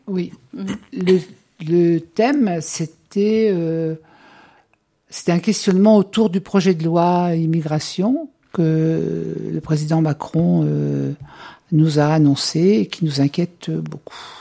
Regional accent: Bourges, Centre-Val de Loire, France; also born or lived in Normandy; j'ai grandi à Bourges. Donc j'ai fait toute ma scolarité à Bourges

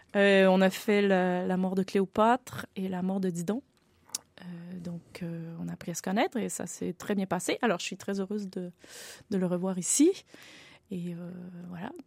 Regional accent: Quebec, Canada; je viens du Canada

